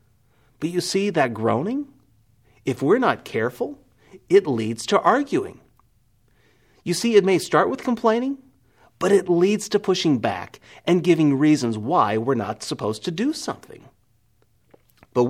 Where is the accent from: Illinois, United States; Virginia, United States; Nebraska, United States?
Nebraska, United States; I'm from Nebraska